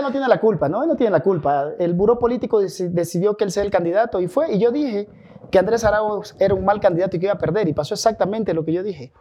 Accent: San Lorenzo, Esmeraldas, Ecuador; also born or lived in Calderón; now in Quito, Ecuador; yo soy de San Lorenzo de la Frontera

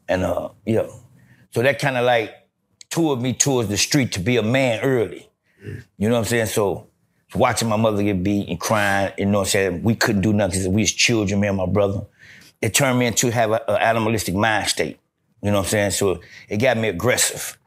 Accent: Gary, Indiana, United States; I'm from Gary, Indiana, Fifth Avenue

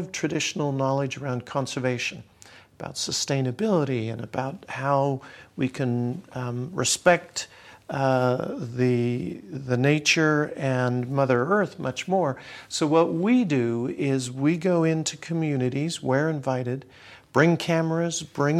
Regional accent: Canada; also born or lived in Australia; I spent time in Africa. I grew up in Australia. I'm from Canada that has a rich history of traditional culture.

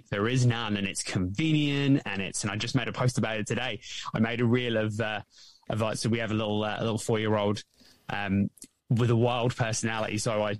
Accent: England, United Kingdom; So as I mentioned, I grew up in England.

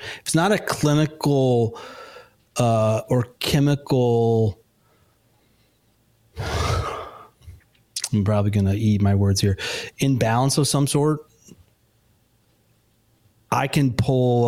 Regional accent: Chicago suburbs, Illinois, United States; now in Nashville, United States; I'm originally from the Chicago suburbs

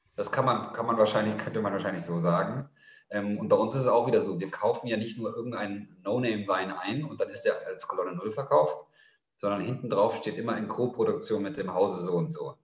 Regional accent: Munich, Bavaria, Germany; also born or lived in Cairo; now in Berlin, Germany; Ich bin in München aufgewachsen

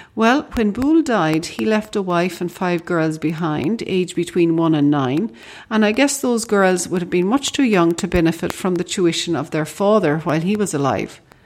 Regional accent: Ireland; as we Irish like to say

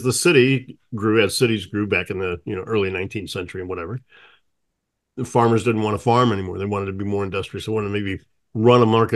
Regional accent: St. Louis, Missouri, United States; Growing up in St. Louis

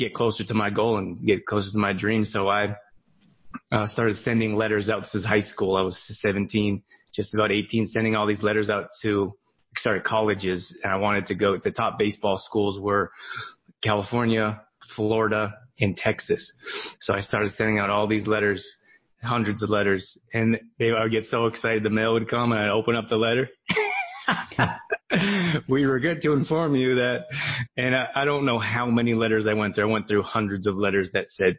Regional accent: Canada; When I was growing up in Canada, I wanted to be a college athlete

